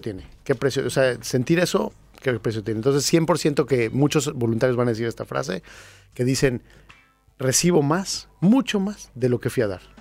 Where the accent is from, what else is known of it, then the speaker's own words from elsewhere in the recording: Mexico; yo soy mexicano, pero no me considero más que un ciudadano del mundo